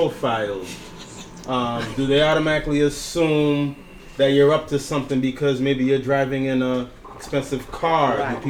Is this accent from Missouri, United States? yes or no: no; Boston, Massachusetts, United States; moved away as an adult; now in New York, United States; I'm a Massachusetts native. Proud